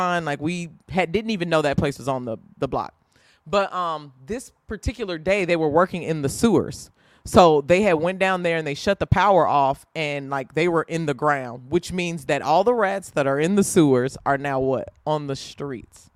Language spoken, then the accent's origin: English; Indiana, United States; I'm from Indiana